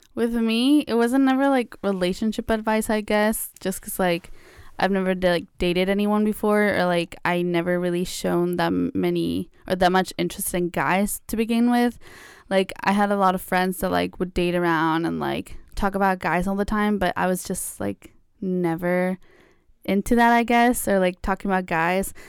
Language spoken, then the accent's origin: English; Mexico; now in United States; I grew up in Mexico, so, like, it was also very different. I, like, n, since I moved to the U S